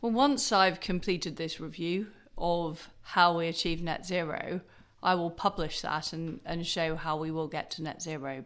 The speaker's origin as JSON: {"language": "English", "town": "Leeds", "region": "Yorkshire and the Humber", "country": "United Kingdom", "tie": "born or raised there", "also_born_or_lived": "Paisley, Scotland", "said": "I was brought up in Paisley in Scotland and in Leeds"}